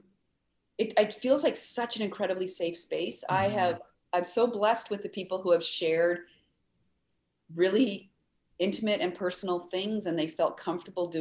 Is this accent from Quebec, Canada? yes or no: no; Ottawa, Ontario, Canada; now in Winnipeg, Canada; I grew up in Ottawa, but we'd come to Winnipeg to visit my aunt